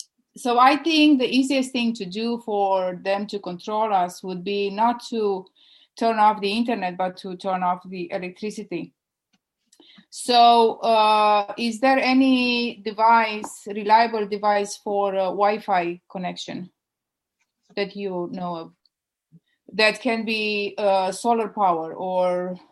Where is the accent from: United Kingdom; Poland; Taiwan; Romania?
Romania; moved away as an adult; I'm from Romania and I was there for 32 years under the communists.